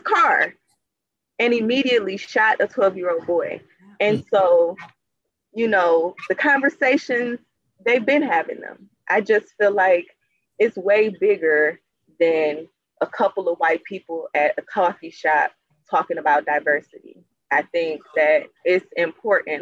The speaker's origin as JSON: {"language": "English", "town": "Cleveland", "region": "Ohio", "country": "United States", "said": "I'm from Cleveland, Ohio, and mm-hmm. I was raising my children like two blocks away"}